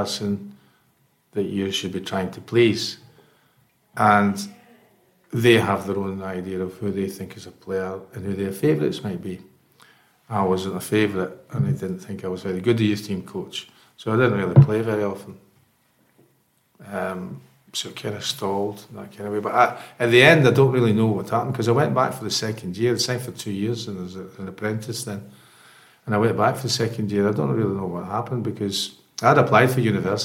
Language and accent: English; Scotland, United Kingdom; moved away as an adult; I was on a train that afternoon back to Scotland. And 2 weeks later, I was at university and signed part-time for a club not far from my hometown called Morwell